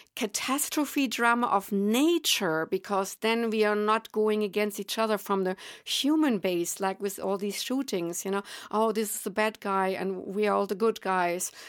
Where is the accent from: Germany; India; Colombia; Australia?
Germany; accent: German; English is a second language; moved away; I am indeed German, and obviously I will not be able to relinquish that accent.